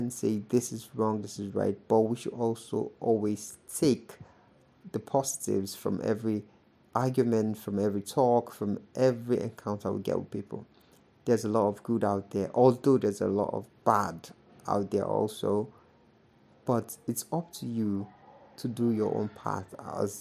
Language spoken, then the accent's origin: English; Nigeria; as a Nigerian